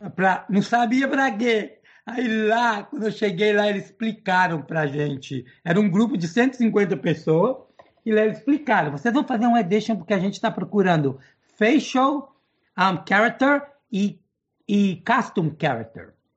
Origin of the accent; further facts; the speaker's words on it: New York, United States; Portuguese is a second language; also born or lived in Belo Horizonte, Minas Gerais, Brazil; eu cresci aqui nos Estados Unidos em Nova York sempre morei em Nova York